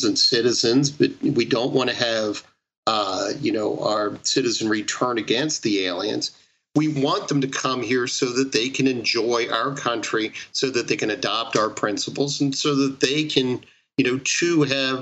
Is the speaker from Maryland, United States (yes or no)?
yes; Baltimore, Maryland, United States; my hometown of Baltimore